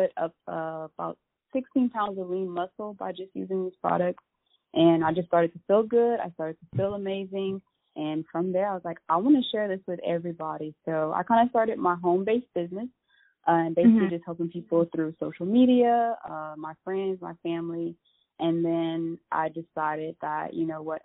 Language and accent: English; Lafayette, United States; I'm from Lafayette